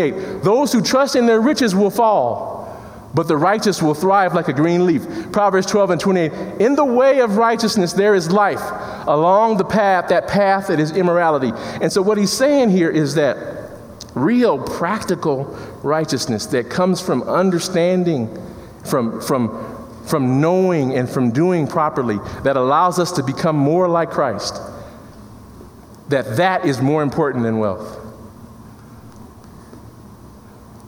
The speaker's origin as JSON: {"language": "English", "town": "Chicago", "region": "Illinois", "country": "United States", "said": "I come from Chicago in the inner city"}